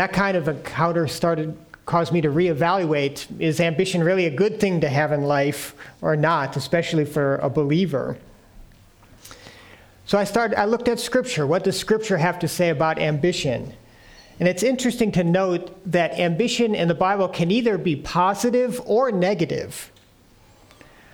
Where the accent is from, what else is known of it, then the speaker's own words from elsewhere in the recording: United States; moved away; being an American